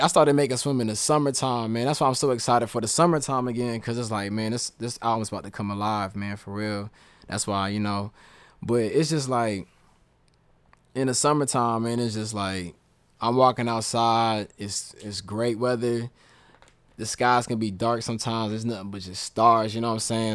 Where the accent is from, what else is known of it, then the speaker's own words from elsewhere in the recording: the South, United States; I'm from the South